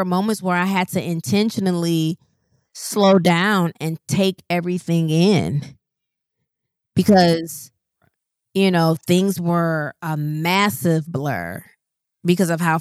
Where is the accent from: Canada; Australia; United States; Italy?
United States; Rockford, Illinois; moved away as an adult; I'm from Rockford, Illinois. Like, it's not even Chicago